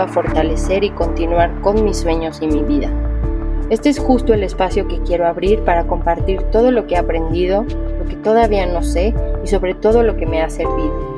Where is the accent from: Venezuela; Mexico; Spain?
Mexico; also born or lived in New York; Me fui a estudiar actuación a Nueva York y en el 2012 al regresar a México